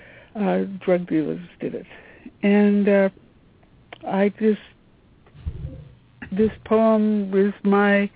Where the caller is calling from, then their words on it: Washington, District of Columbia, United States; I'm calling from Washington, D.C.